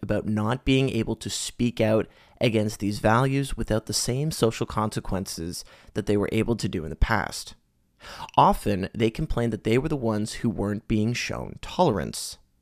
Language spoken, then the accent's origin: English; Canada; As a Canadian, I've had the privilege of growing up in a society that has increasingly become more progressive and accepting